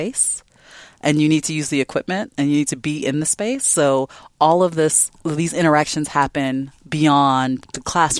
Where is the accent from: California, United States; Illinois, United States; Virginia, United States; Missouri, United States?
Illinois, United States; Chicago; moved away as an adult; now in Seattle, United States; I grew up in Chicago